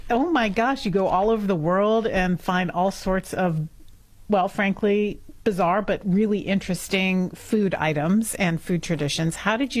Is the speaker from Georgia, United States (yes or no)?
no; Los Angeles, California, United States; I grew up in Los Angeles